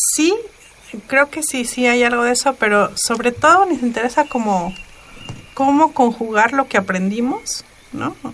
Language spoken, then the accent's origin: Spanish; Mixe region, Oaxaca, Mexico; en mi pueblo todas las calles tienen nombre en mije, con numeración en mije